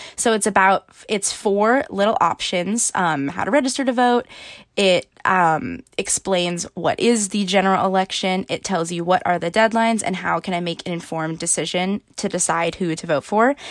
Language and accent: English; Washington, District of Columbia, United States; I am in Washington, D C right now, which is my hometown